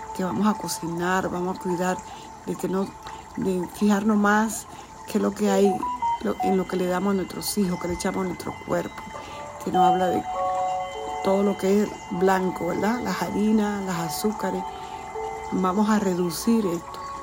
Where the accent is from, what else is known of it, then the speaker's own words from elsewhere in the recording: Dominican Republic; la República Dominicana, de donde yo soy